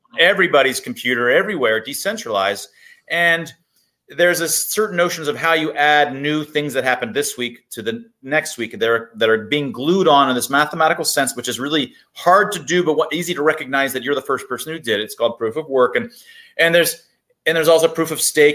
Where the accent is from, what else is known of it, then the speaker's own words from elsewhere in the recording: United States; I was born in America.